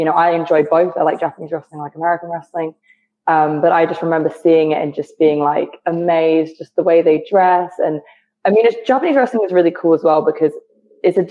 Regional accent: United Kingdom; moved away as an adult; now in United States; I'm from the UK. If you couldn't tell by the accent, I'm from the UK

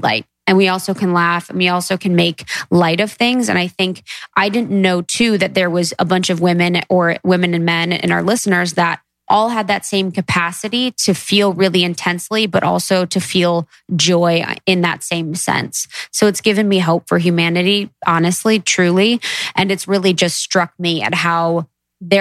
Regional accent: Midwest, United States; growing up in the Midwest

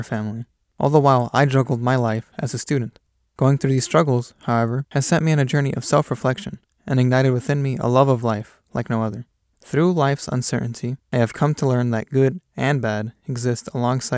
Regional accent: Richmond, California, United States; Growing up in Richmond, we often moved between jobs, homes, and schools

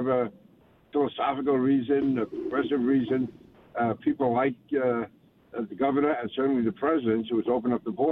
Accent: New York City, New York, United States; also born or lived in Manhattan / Brooklyn / Nassau County; I was born in Manhattan, raised in Queens, went to college and high school in Brooklyn, and I've been in Nassau County for over 50 years now

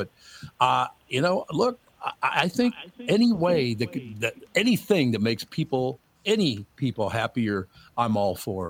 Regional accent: Minneapolis, Minnesota, United States; I grew up in a black Jewish Catholic neighborhood. That's where I grew up in Minneapolis.

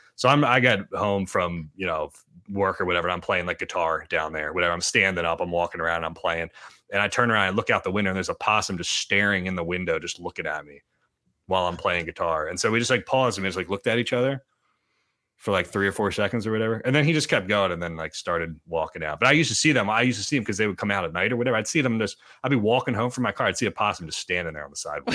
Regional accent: Gilbertsville, Pennsylvania, United States; I'm from Gilbertsville

